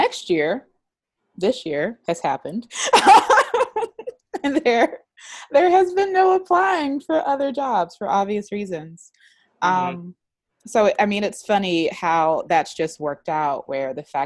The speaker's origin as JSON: {"language": "English", "region": "the South", "country": "United States", "moved": "yes", "said": "I'm from the South"}